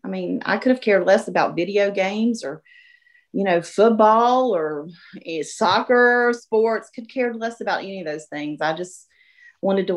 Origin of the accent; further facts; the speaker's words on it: Gastonia, North Carolina, United States; I was born and raised in Gastonia